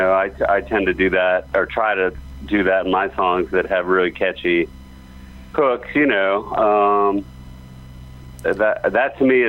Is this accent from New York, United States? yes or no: yes; New York City, New York, United States; moved away; I'm from New York City originally